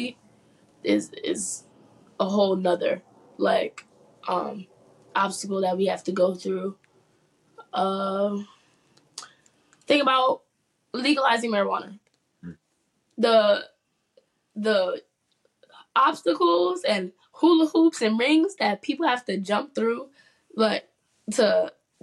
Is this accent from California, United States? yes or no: no; New York City, New York, United States; Harlem native, growing up in New York City